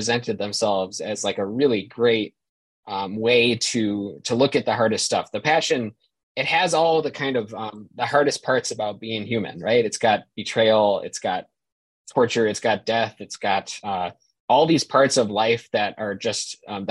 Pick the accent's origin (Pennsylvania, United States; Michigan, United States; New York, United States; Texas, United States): New York, United States; Buffalo; moved away as an adult; now in Notre Dame, United States; I grew up in Buffalo, New York, a big Catholic family